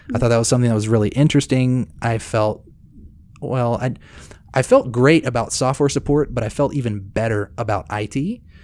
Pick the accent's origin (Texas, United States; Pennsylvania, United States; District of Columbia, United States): Texas, United States; Cedar Park; also born or lived in Corsicana, Texas / Waco, Texas / Lubbock, Texas / Dallas, Texas; I grew up in Cedar Park, Texas, which is right outside of Austin. And then after fifth grade, I moved to a little podunk down, town called Corsicana, Texas. And I finished high school there